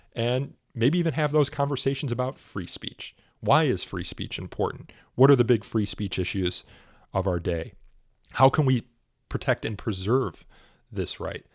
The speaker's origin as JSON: {"language": "English", "town": "Elmhurst", "region": "Illinois", "country": "United States", "tie": "born or raised there", "also_born_or_lived": "Chicago", "said": "I am from Chicago myself. I grew up in Elmhurst"}